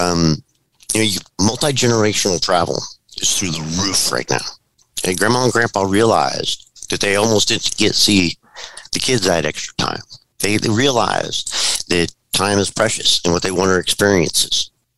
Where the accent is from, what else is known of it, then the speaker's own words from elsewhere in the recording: California, United States; I'm born and raised in California